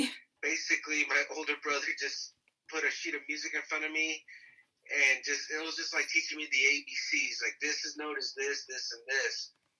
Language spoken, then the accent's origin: English; Eloy, Arizona, United States; I grew up in Eloy.